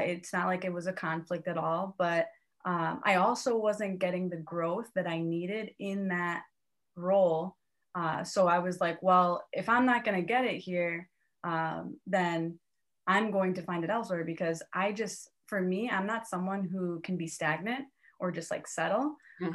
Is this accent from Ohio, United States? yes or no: yes; Cleveland, Ohio, United States; moved away as an adult; also born or lived in New York / Miami; now in Cleveland, United States; I'm from Cleveland, Ohio. I went to Ohio State.